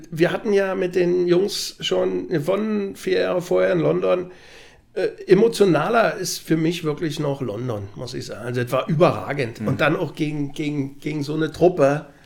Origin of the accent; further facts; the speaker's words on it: Magdeburg, Saxony-Anhalt, Germany; Also ich bin Magdeburger durch und durch, freue mich aber über alle anderen Vereine genauso.